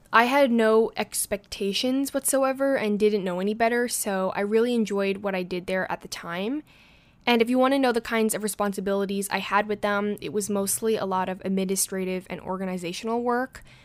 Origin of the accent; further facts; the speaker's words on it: New York City, New York, United States; being a New Yorker myself